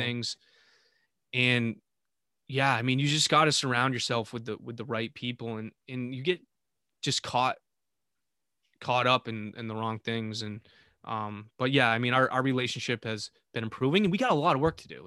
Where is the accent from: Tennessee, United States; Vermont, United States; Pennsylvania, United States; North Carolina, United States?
Vermont, United States; in the town I was living with in Vermont, my hometown.